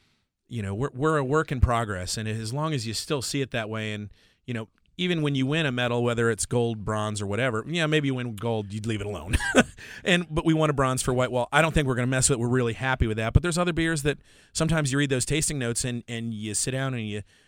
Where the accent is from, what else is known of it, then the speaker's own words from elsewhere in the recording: Washington, United States; Oh, they don't have, you know, I'm from Washington State.